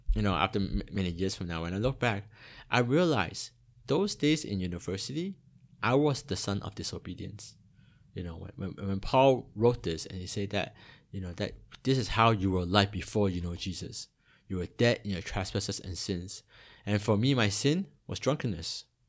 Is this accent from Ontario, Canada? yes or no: yes; Toronto, Ontario, Canada; also born or lived in Hong Kong; now in Singapore; I was born in Hong Kong, and when I was eight, my family migrated to, uh, Toronto in Canada